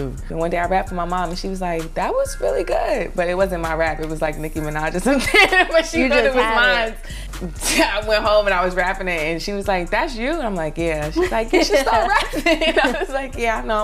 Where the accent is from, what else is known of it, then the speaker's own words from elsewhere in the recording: New York City, New York, United States; also born or lived in North Carolina; I'm from Brooklyn, East New York, Cypress Hills Projects. I've been in Brooklyn all my life.